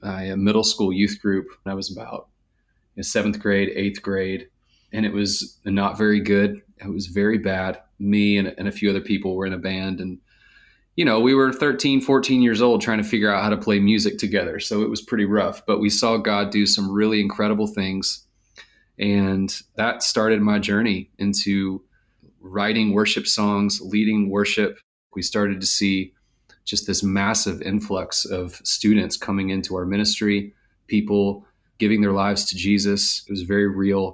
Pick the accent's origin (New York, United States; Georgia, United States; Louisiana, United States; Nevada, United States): Georgia, United States; Marietta; I grew up here in Atlanta, Georgia, a suburb of Atlanta called Marietta